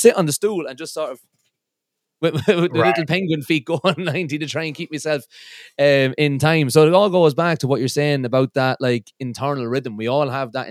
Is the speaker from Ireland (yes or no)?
yes; Midlands, Ireland; I'm from the Midlands in Ireland, and if there's an A in anything, we put about 7 A's after that initial